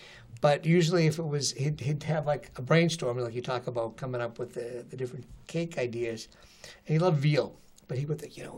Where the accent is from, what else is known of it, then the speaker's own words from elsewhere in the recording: Avellino, Campania, Italy; I was from Avellino.